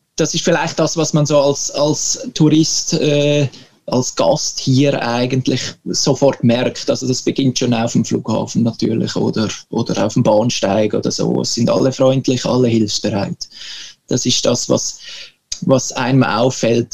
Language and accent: German; Switzerland; moved away as an adult; now in Sweden; Für uns Schweizer